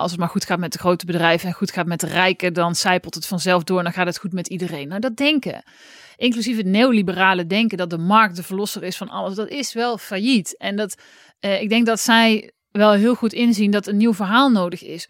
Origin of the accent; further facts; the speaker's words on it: Oss, North Brabant, Netherlands; in Os, waar ik vandaan kwam